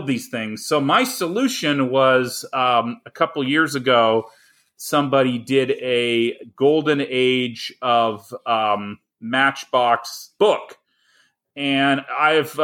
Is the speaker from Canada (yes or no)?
yes; Canada; moved away as an adult; now in United States; I grew up in Canada